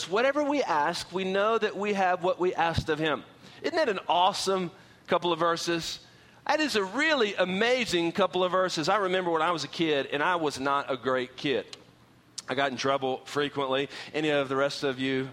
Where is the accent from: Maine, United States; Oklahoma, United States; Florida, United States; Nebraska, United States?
Oklahoma, United States; also born or lived in San Antonio; now in Texas, United States; I grew up in Oklahoma